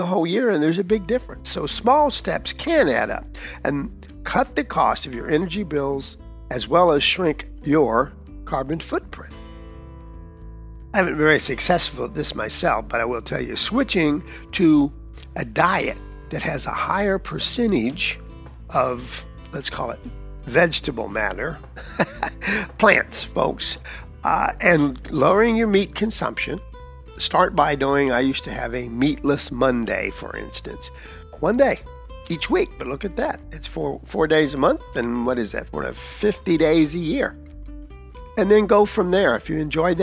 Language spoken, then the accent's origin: English; Texas, United States; I'm from Texas, or at least most of my life